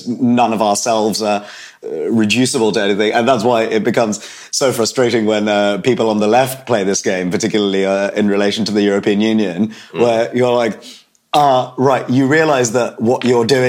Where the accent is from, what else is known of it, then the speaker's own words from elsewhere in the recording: United Kingdom; I was born in Britain and have lived here my whole life